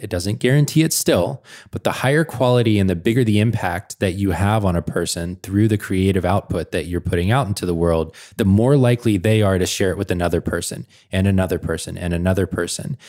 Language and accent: English; Atlanta, Georgia, United States; now in Portland, United States; I'm from Atlanta